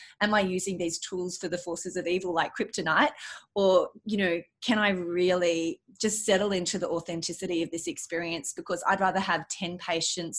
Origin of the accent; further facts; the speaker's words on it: Australia; being Australian